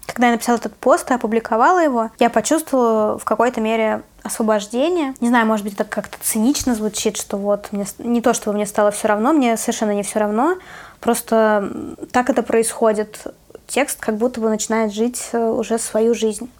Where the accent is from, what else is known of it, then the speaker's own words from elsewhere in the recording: Siberia, Russia; moved away as an adult; now in Tbilisi, Georgia; мы говорили из Сибири